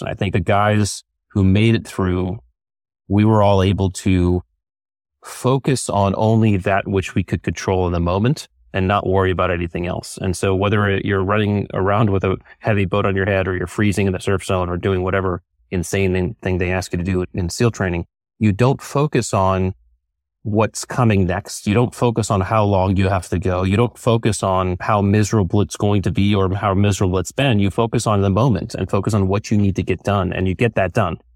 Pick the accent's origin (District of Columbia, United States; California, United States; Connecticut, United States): Connecticut, United States; I grew up in Connecticut